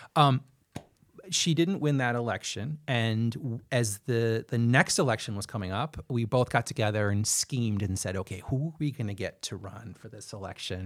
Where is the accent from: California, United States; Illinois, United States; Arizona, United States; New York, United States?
Illinois, United States; Chicago; moved away as an adult; now in Cedar Rapids, United States; I was born and raised in Chicago, and that's where I was living with my husband before we moved to Cedar Rapids